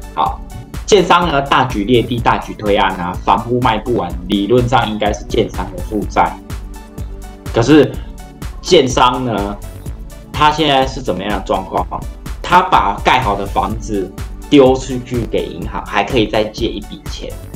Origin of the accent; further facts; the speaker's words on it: Taiwan; 我们台湾